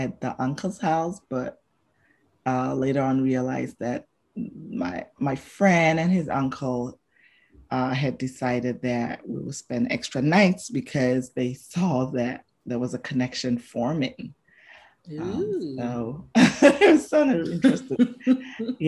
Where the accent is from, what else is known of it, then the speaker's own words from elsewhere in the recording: Botswana; moved away; who I grew up with in Botswana, because that's where I spent my formative years